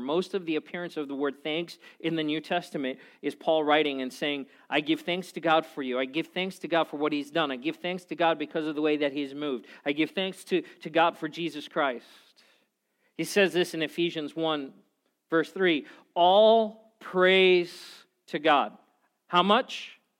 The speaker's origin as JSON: {"language": "English", "country": "South Africa", "said": "I'm from South Africa, which is right by Zimbabwe"}